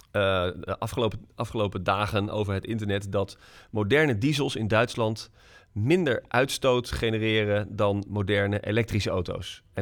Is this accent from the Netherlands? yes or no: yes; Netherlands; ik ben echt een typische Nederlander